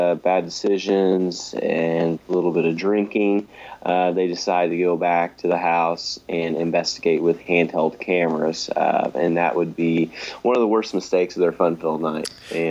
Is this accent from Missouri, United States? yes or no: no; Sumner, Illinois, United States; and I'm an independent filmmaker from southeastern Illinois. The whole film was actually shot in my hometown of Sumner, Illinois.